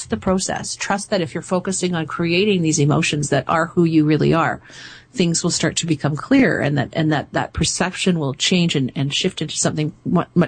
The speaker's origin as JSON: {"language": "English", "country": "Canada", "said": "I'm from Canada"}